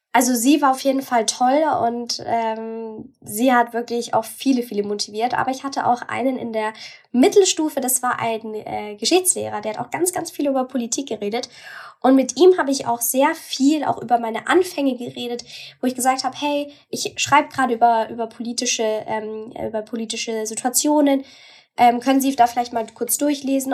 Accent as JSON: {"language": "German", "region": "Bavaria", "country": "Germany", "said": "bei uns in Bayern"}